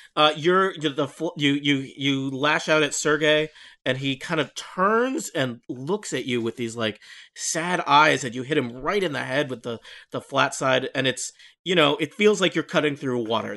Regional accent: Nebraska, United States; moved away; I grew up in Nebraska

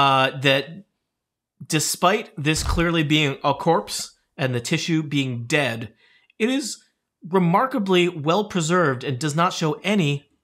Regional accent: Rhode Island, United States; Oh, I'm from Rhode Island.

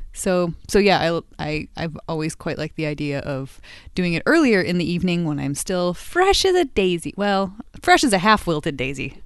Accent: United States; I'm an American

